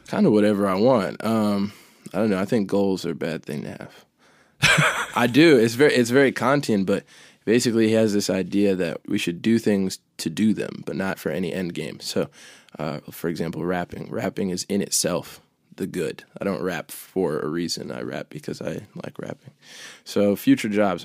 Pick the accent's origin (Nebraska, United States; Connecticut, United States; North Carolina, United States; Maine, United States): Maine, United States; born or raised there; also born or lived in Chicago, Illinois